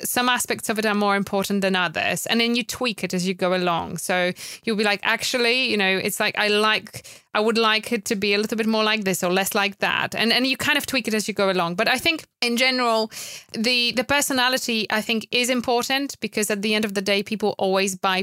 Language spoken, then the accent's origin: English; Poland; English is a second language; moved away as an adult; now in United Kingdom; I'm originally from Poland, so I've moved to UK after meeting my wonderful husband